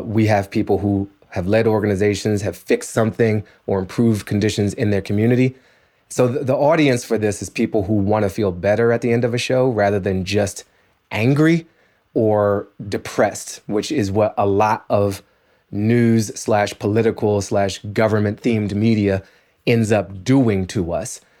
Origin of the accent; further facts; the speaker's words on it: Washington, District of Columbia, United States; moved away; the Washington Post, my hometown paper